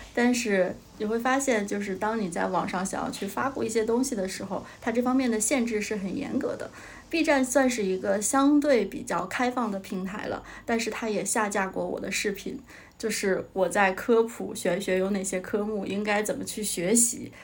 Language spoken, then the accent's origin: Chinese; Jilin, China; 我是吉林的嘛，我是东北人，然后在我们家当地那边找了一个老师